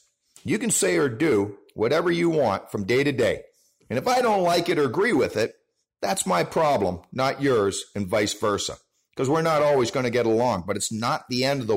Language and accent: English; Canada; our own Canadian holiday with Canada Day up here